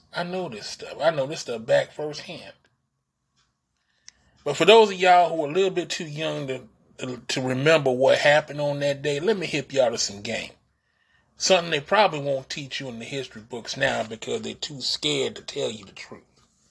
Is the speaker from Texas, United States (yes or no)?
yes; East Texas, United States; I grew up in East Texas. I know about racism firsthand. I grew up in a town where the black people knew their place. You know what I'm saying? I grew up in those kind of towns. I grew up in small town